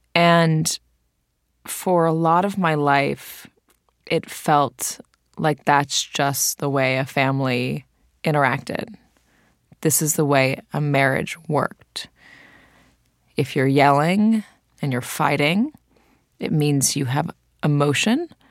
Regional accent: Santa Monica, California, United States; my brother and I, grew up at the airport in Santa Monica

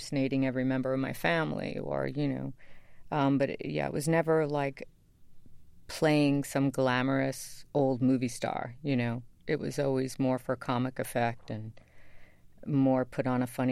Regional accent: New York City, New York, United States; I loved where I grew up

